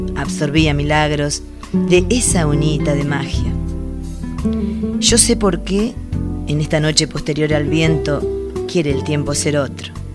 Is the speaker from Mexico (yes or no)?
no; Chacabuco, Buenos Aires Province, Argentina; moved away as an adult; also born or lived in La Plata; now in Chos Malal, Argentina; Nací en Chacabuco, provincia de Buenos Aires. Allí viví 17 años